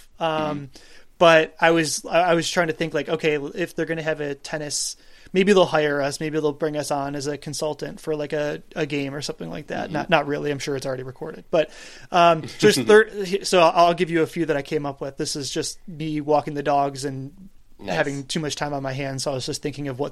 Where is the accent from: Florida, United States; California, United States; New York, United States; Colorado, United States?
New York, United States; Buffalo; I'm from Buffalo.